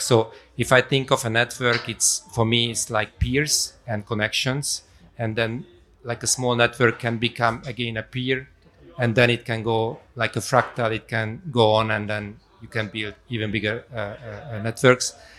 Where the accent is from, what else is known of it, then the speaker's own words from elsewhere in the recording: Budapest, Hungary; moved away as an adult; also born or lived in Darmstadt, Germany; I was born in Hungary, in Budapest. Uh, when I was around 20, I went for studies to Darmstadt